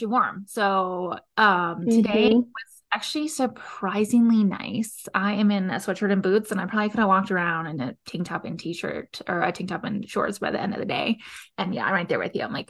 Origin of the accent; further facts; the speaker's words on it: California, United States; now in Colorado, United States; I'm from California